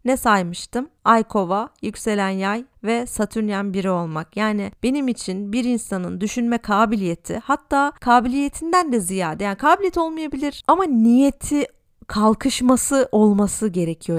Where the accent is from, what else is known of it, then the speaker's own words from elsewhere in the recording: Tarsus, Mersin, Turkey; moved away as an adult; also born or lived in Istanbul; now in Berlin, Germany; Normalde Mersin'de yaşıyordum. Ailem orada. Tarsus'ta daha doğrusu